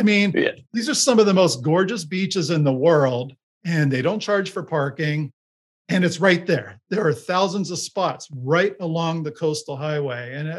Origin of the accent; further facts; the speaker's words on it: Miami, Florida, United States; moved away; also born or lived in Los Angeles / Bay Area; I grew up in Miami.